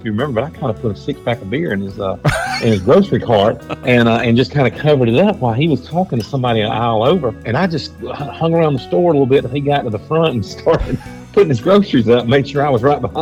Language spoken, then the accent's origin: English; Alpharetta, Georgia, United States; moved away as an adult; also born or lived in Taylor County, Georgia; now in Butler, Georgia, United States; I grew up in Alpharetta